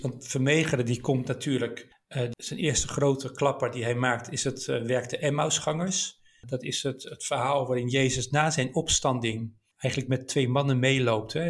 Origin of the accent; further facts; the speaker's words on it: Delft, South Holland, Netherlands; Ik kom uit Delft oorspronkelijk